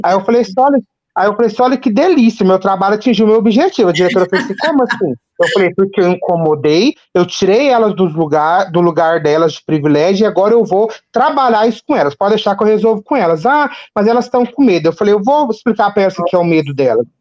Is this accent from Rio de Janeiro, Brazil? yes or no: no; Capinópolis, Minas Gerais, Brazil; also born or lived in Ituiutaba; eu sou de, do Triângulo Mineiro, de Minas Gerais, da cidade de Capinópolis